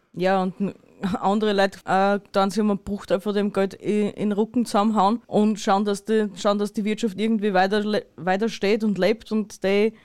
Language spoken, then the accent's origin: German; Austria; unseren Dialekt